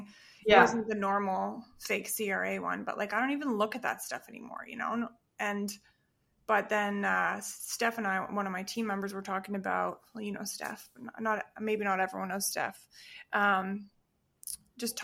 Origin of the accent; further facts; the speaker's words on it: Perth, Western Australia, Australia; now in Calgary, Canada; I was born in Perth